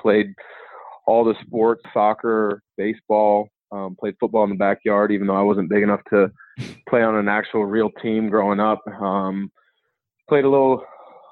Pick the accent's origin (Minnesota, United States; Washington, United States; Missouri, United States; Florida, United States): Washington, United States; Vancouver; also born or lived in Portland, Oregon; I grew up in Portland. You know, grew up as a huge Blazer fan. In second grade, we moved just across the Columbia River to Vancouver, Washington